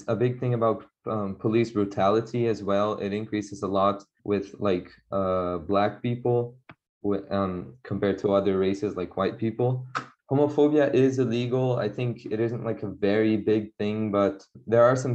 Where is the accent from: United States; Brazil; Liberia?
Brazil; São Paulo; I'm 14 years old and I'm from Sao Paulo in Brazil.